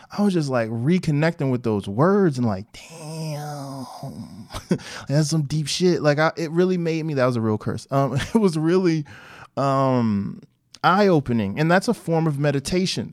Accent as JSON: {"language": "English", "town": "Newark", "region": "New Jersey", "country": "United States", "said": "I'm from Newark"}